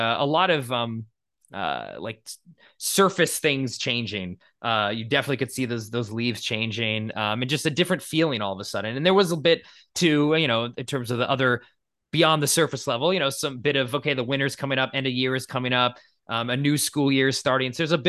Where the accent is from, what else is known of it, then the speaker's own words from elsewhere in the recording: Boston, Massachusetts, United States; now in Los Angeles, United States; I grew up in New England and in Boston. So fall was definitely a season that was you could tell it was fall.